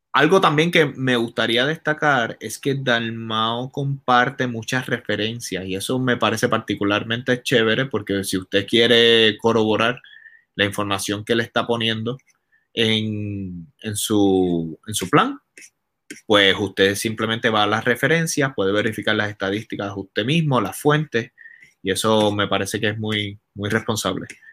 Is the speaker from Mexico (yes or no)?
no; Puerto Rico; yo como puertorriqueño quiero lo mejor para mi isla